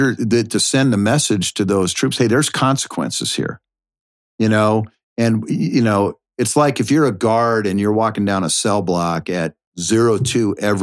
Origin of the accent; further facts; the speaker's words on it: Washington, United States; moved away as an adult; also born or lived in South Africa; now in Tampa, United States; I came from Washington State. I mean, I'd never been east of the Mississippi my entire life.